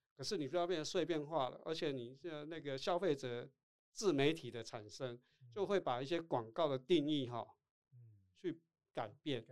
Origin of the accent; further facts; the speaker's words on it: Tainan, Taiwan; accent: 土腔; first language Taiwanese Hokkien; Chinese is a second language; moved away as an adult; also born or lived in Taipei; 我是台南人